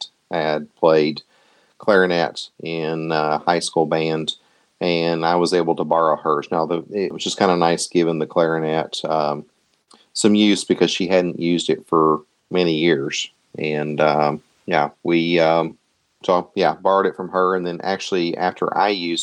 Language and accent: English; Tennessee, United States; moved away as an adult; now in Michigan, United States; having grown up in Tennessee